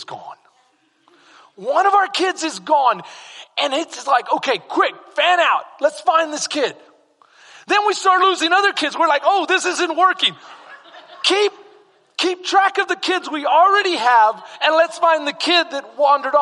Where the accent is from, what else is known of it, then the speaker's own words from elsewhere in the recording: San Antonio, Texas, United States; moved away; I'm from SA. I'm from San Antonio.